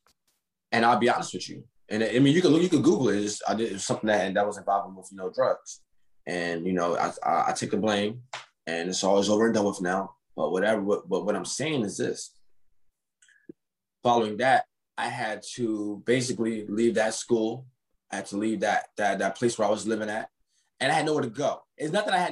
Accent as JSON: {"language": "English", "town": "Camden", "region": "New Jersey", "country": "United States", "tie": "born or raised there", "said": "I'm from Camden, New Jersey"}